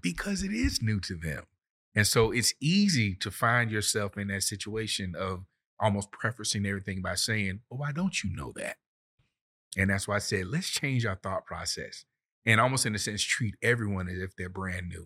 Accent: Florida, United States; moved away; I'm from Florida, and down south, we make it very plain.

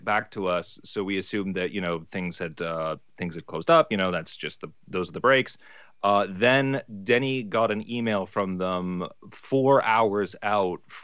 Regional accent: Ontario, Canada; now in British Columbia, Canada; I'm from Ontario originally

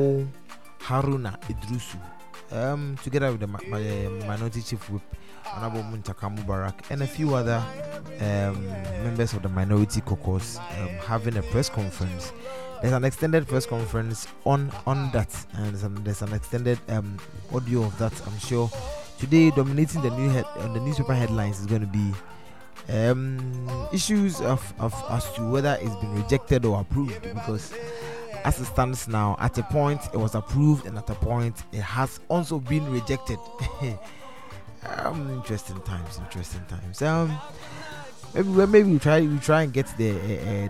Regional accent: Ghana; as a Ghanaian

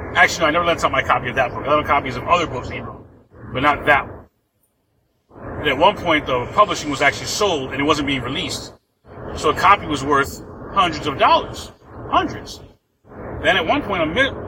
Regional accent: New York, United States; now in Florida, United States; I'm from New York and I live in Florida

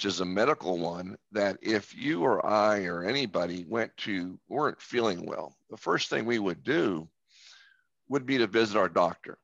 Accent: Tampa Bay area, Florida, United States; I'm from the Tampa Bay area, which has many beaches along its shore.

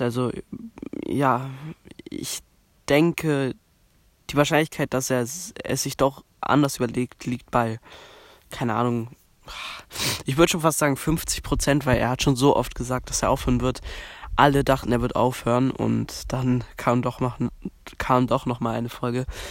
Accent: Berlin, Germany; bei uns in Berlin

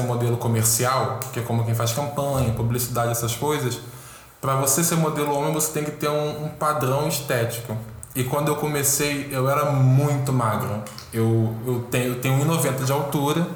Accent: Rio de Janeiro, Brazil; Sou carioca, tenho 26 anos

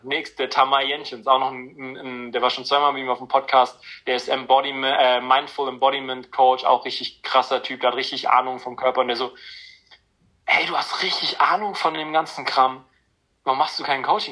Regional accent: near Frankfurt, Hesse, Germany; bin in der Nähe Frankfurt groß geworden

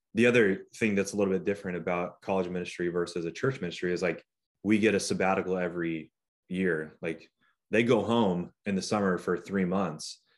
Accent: Newberg, Oregon, United States; I did all of my growing up in Newburgh through high school

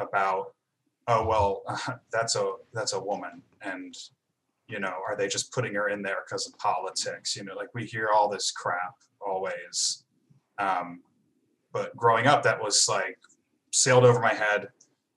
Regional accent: Virginia, United States; not growing up in Virginia as a white guy

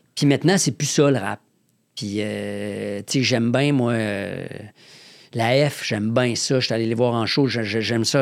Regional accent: Quebec City, Quebec, Canada; moved away as an adult; now in Montreal, Canada; je viens de Québec, en Haute-Ville

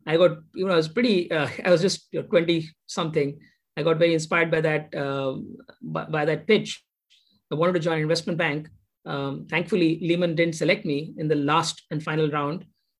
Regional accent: Duliajan, Assam, India; also born or lived in Andhra Pradesh; Yeah, I was born in Andhra Pradesh, but grew up in Assam. It was an oil township called Duliajan within the state of Assam. It was a pretty average middle class sort of upbringing. There was only one good school in my little town called Duliajan.

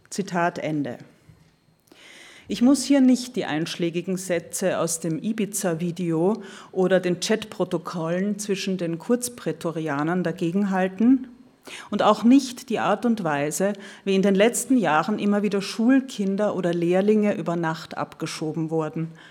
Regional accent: Austria; now in Berlin, Germany; Alle Österreicher in Berlin, die ich kenne, mich selbst eingeschlossen, suhlten sich geradezu darin

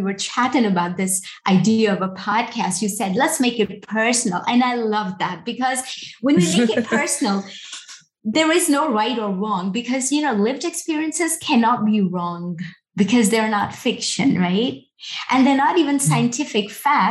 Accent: Pakistan; I'm a woman from Pakistan, working in security

